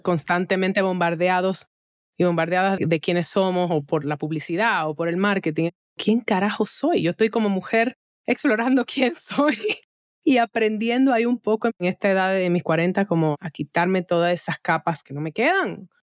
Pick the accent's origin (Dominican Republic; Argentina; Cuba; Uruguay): Dominican Republic; now in United States; Nosotros en República Dominicana, ahora, no me encuentro allá, pero te ahí en mi corazón, porque por más que está brinque y salte, al final caribeña soy